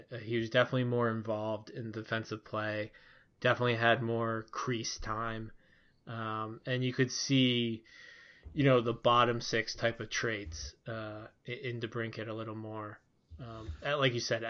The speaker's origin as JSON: {"language": "English", "town": "Philadelphia", "region": "Pennsylvania", "country": "United States", "tie": "born or raised there", "said": "And since I was born raised in Philadelphia and also until the Chuck Fletcher era, a pretty big Flyers fan, that definitely makes sense to me."}